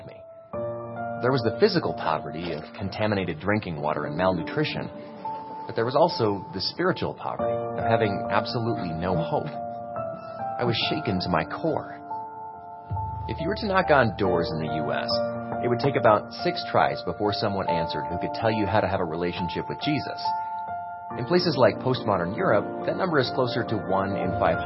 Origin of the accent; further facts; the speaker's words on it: United States; I'm from America, and in my town, there was a church on practically every corner